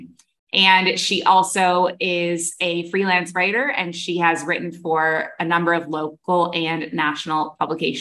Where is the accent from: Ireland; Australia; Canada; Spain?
Canada; moved away as an adult; also born or lived in Middle East; now in Bali, Indonesia; I'm a Canadian who moved across the world to the Middle East at age 23, and I never went back